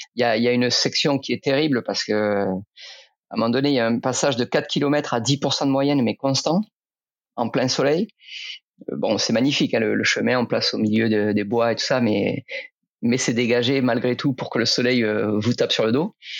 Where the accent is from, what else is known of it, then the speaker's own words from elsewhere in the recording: Rodez, Occitania, France; now in Dijon, France; ça fait longtemps que je suis parti de Rodez, et c'est là où j'ai grandi.